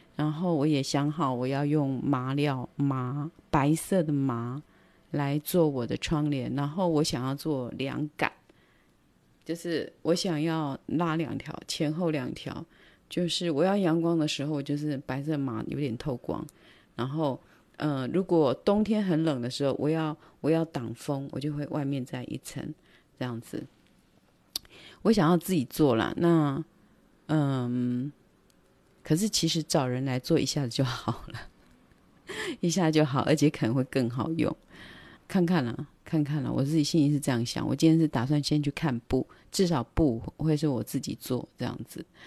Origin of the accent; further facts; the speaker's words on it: Taiwan; 我们台湾人